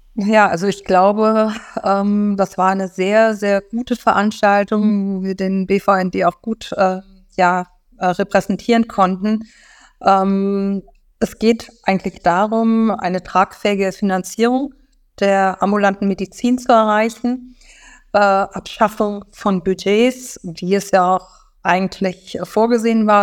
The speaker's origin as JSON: {"language": "German", "region": "Rhine-Main area", "country": "Germany", "moved": "as an adult", "lives_now": "Berlin, Germany", "said": "ich komme also auch aus dem Rhein-Main-Gebiet"}